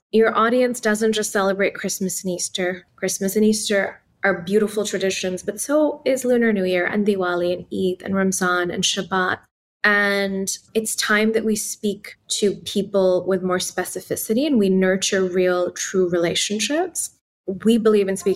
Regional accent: Islamabad, Islamabad Capital Territory, Pakistan; English is a second language; moved away as an adult; also born or lived in Palo Alto, United States; now in United States; Growing up in Pakistan and Islamabad

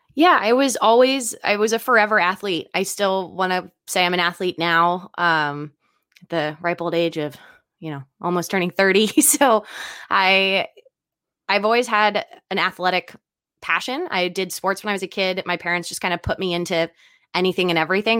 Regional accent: Philadelphia, Pennsylvania, United States; moved away; also born or lived in China; I'm originally from the East Coast. I was bor-, not born, but raised in Philadelphia

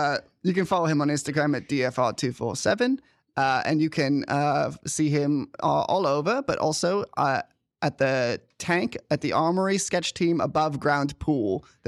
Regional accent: Midwest, United States; There's no fucking way of knowing, then. I'm from the Midwest.

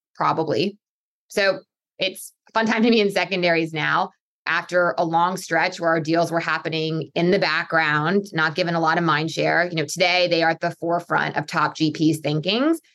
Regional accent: Pennsylvania, United States; I'm originally from Pennsylvania

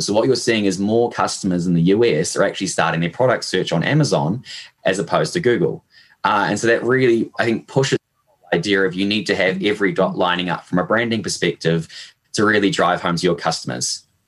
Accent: Hamilton, Waikato, New Zealand; as you probably picked up from my accent, uh, I am born and raised in New Zealand. Um, I did all my schooling and my university here. I'm initially from sort of Hamilton, which is in the central North Island

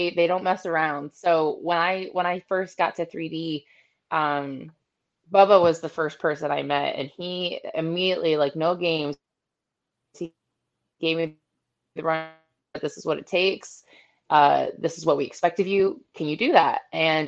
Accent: Ohio, United States; moved away as an adult; now in Florida, United States; I'm an Ohio girl. I was born and raised in Ohio for about 25 years before I moved to Florida.

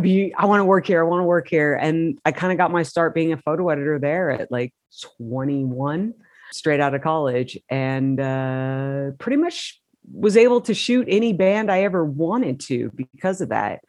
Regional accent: Modesto, California, United States; I grew up in Modesto, California, which is 90 miles east of San Francisco

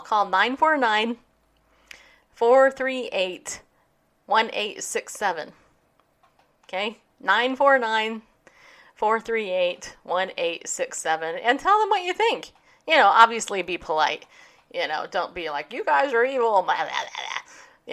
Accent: California, United States; I grew up in California, I got saved in California.

